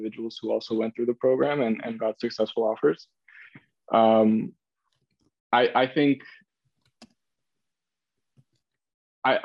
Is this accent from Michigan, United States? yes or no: no; San Francisco, California, United States; I'm born and raised in San Francisco, California